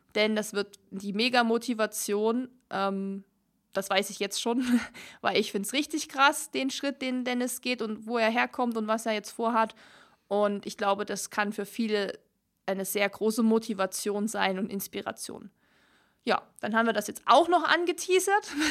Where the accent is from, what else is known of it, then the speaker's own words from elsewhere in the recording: Germany; uns jetzt als ähm, Deutsche